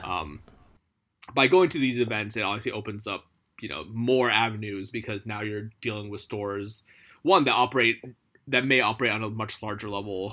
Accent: United States; moved away as an adult; now in Japan; coming here as an American, as a foreigner

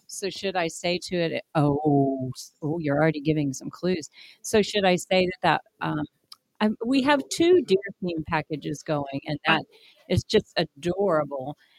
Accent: Wichita, Kansas, United States; when I was growing up in Wichita

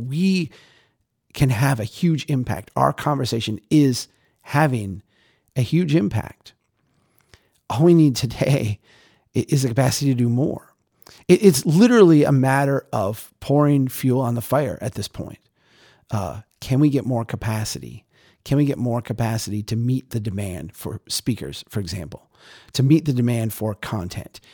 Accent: Minnesota, United States; I'm Minnesotan

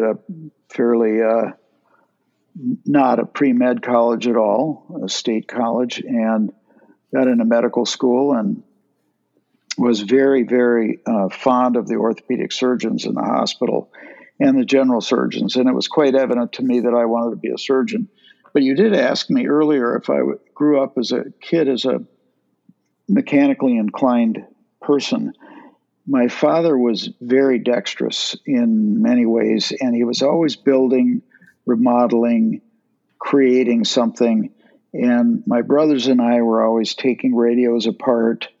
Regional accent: St. Cloud, Minnesota, United States; I grew up in St. Cloud, Minnesota, one of six

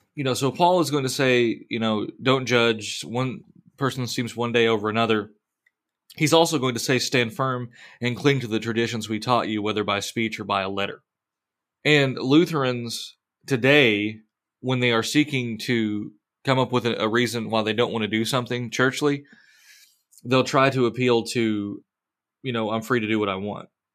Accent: United States; as Americans

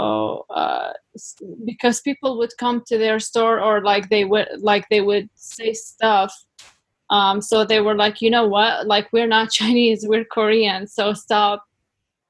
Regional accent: Iraq; now in Canada; in my home country, Iraq

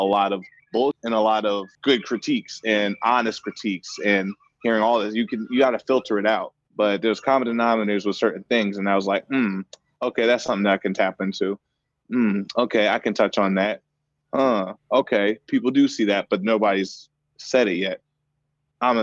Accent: Seattle, Washington, United States; passing it forward in my city, in my hometown

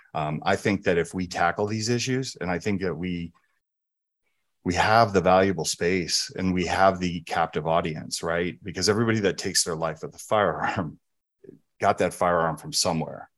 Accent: New Jersey, United States; moved away; also born or lived in San Francisco, California; I grew up in New Jersey and San Francisco

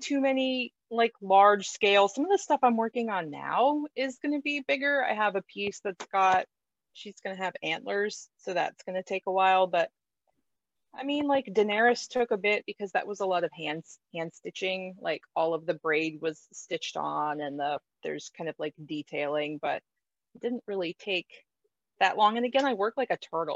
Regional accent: Florida, United States; moved away; I was born and raised in Florida.

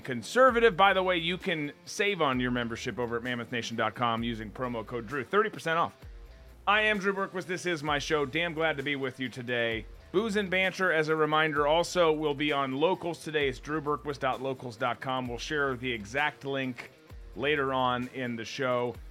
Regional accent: Minnesota, United States; moved away; my home state, my, my birth state, I should say, of Minnesota

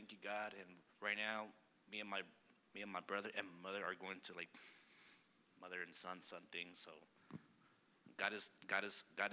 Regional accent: El Paso, Texas, United States; moved away; I'm from El Paso, Texas, and I used to go to this Catholic church every time

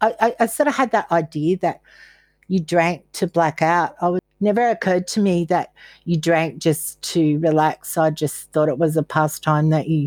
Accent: Caloundra, Queensland, Australia; I grew up in Caloundra and our main place was the Pearl Hotel

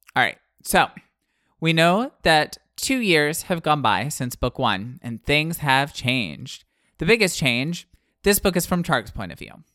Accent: Pensacola, Florida, United States; moved away; also born or lived in Illinois; I grew up in Pensacola and most of the soil there is sand. Uh, and then I moved to Illinois

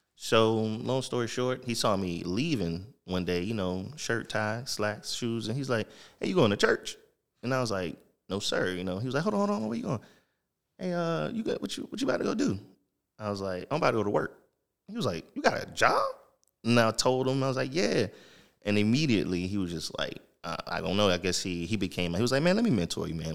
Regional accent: Jacksonville, Florida, United States; moved away as an adult; also born or lived in Norfolk, Virginia / Virginia Beach / Baltimore; I'm originally from Jacksonville, Florida, Duval County, born and raised

